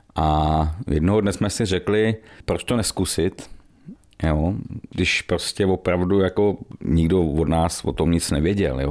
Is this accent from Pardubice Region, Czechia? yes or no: yes; Medlešice, Pardubice Region, Czechia; also born or lived in Chrudim; my jsme Medlešáci, eh, původně teda pak Dubáci a Chrodimáci, přítelkyní, ale jsme z Medlešic, bydlíme v Medlešicích už, už hrozně dlouho